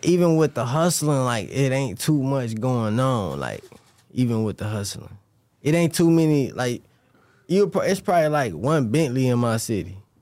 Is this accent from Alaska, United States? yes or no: no; Cleveland, Ohio, United States; I'm from Cleveland, Ohio